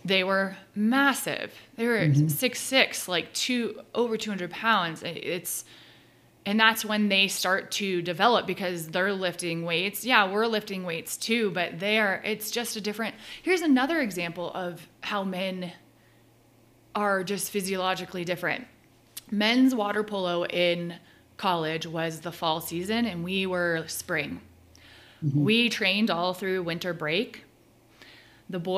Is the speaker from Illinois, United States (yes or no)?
no; California, United States; growing up in California